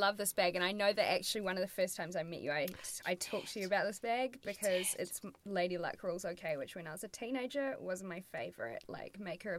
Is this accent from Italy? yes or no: no; New Zealand; I'm from New Zealand.